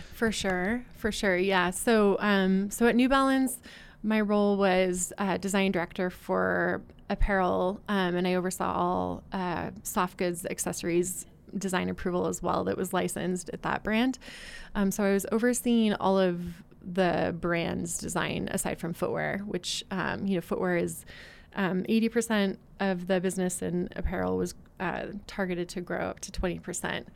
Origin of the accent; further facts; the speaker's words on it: West Coast, United States; moved away as an adult; also born or lived in Boston / Oregon; now in Utah, United States; I'm originally from the West Coast, but I had been living out in Boston for the last eight years. Um, and I felt like, you know, I kind of want to get back closer to home. My family's in, in Oregon